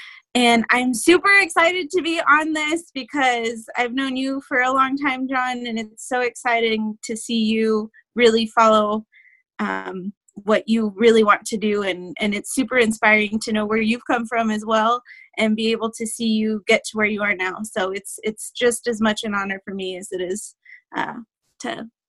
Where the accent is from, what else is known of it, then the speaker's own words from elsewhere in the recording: El Paso, Texas, United States; moved away as an adult; also born or lived in Dallas, Texas; now in Chicago suburbs, United States; I live in the suburbs of Chicago right now. Born and raised in El Paso. I lived in the Dallas area for 7 years after school